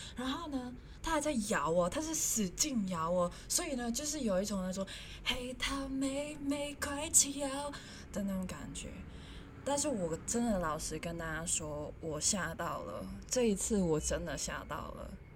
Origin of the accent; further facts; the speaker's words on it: Hong Kong; first language Cantonese; Chinese is a second language; moved away as an adult; also born or lived in Japan; now in Taiwan; 我是香港人，我来到台湾